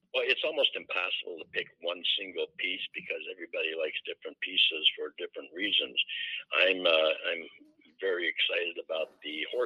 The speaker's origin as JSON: {"language": "English", "town": "Chicago", "region": "Illinois", "country": "United States", "moved": "as an adult", "lives_now": "Winterset, United States", "said": "I told you I come from Chicago"}